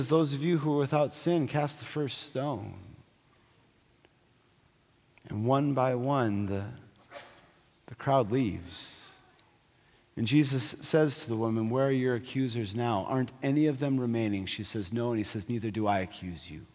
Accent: North Dakota, United States; I grew up in North Dakota

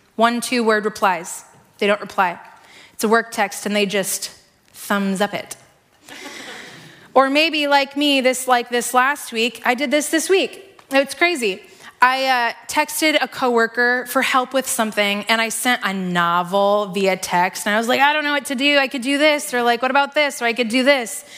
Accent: Iowa, United States; also born or lived in Seattle; I grew up here in Iowa

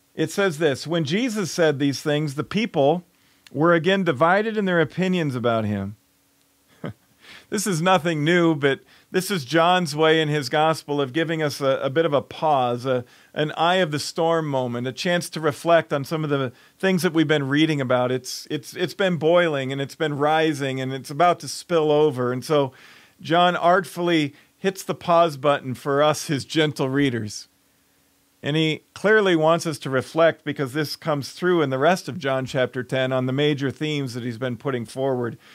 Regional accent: Chicago, Illinois, United States; moved away as an adult; My hometown is Chicago

